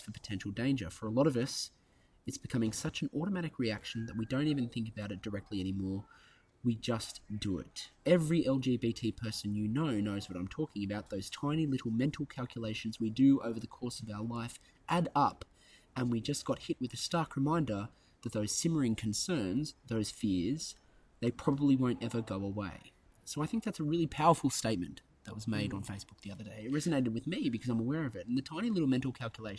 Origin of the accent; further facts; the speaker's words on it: Central Coast, New South Wales, Australia; I'm Bogan from the Central Coast